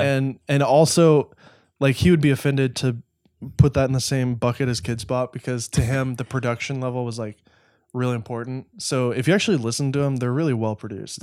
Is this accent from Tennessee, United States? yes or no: yes; Nashville, Tennessee, United States; also born or lived in Los Angeles; I grew up in Nashville. I was only two when we moved.